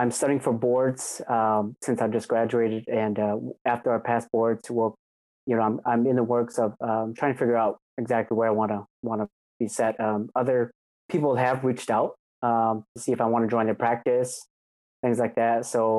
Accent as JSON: {"language": "English", "town": "Menomonie", "region": "Wisconsin", "country": "United States", "tie": "born or raised there", "also_born_or_lived": "Arkansas", "moved": "as an adult", "said": "born and raised in Wisconsin. Yep, until I was about 18."}